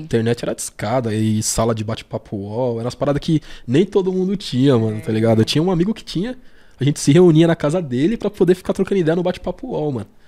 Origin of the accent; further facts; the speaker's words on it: São Paulo, Brazil; eu sou nascido aqui na, na Zona Sul de São Paulo mesmo